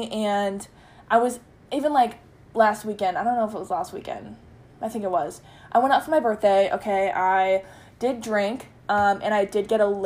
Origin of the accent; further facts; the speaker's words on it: United States; We go there and we get free shots because just because we're American.